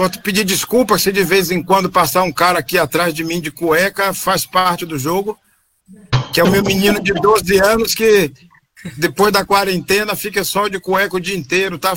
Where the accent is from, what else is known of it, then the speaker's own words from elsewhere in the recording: Salvador, Bahia, Brazil; moved away as an adult; now in Rio Claro, Brazil; eu sempre morei, nasci em Salvador, sempre morei em Salvador